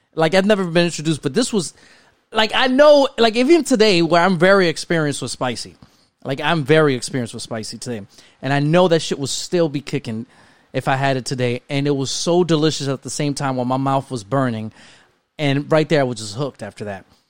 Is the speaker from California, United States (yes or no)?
no; New York City, New York, United States; I was one out of two Spanish families where I lived at in the Bronx